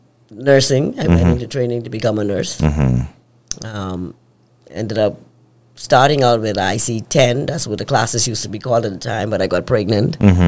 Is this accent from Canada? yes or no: no; Nassau, New Providence, Bahamas; But it was good growing up on East Street.